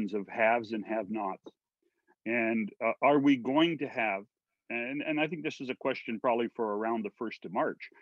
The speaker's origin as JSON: {"language": "English", "region": "British Columbia", "country": "Canada", "said": "I'm a British Columbian"}